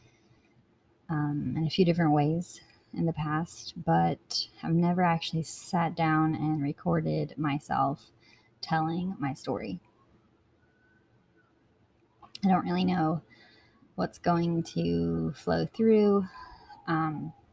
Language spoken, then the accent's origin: English; Blowing Rock, North Carolina, United States; So I was born in Blowing Rock, North Carolina, which is a little town in the mountains, the Appalachian Mountains